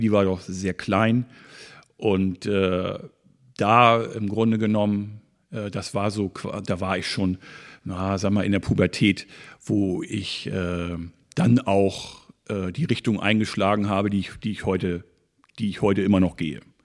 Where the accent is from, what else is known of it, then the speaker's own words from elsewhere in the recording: Schwarzenbek, Schleswig-Holstein, Germany; ich bin so ein richtiges Schwarzenberger Original, wie man so sagt. Ich bin hier aufgewachsen. Seit fast 49 Jahren wohne und lebe ich hier